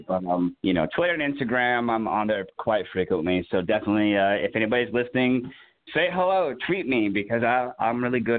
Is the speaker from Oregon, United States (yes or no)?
no; Puyallup, Washington, United States; born there; Puyallup, Washington.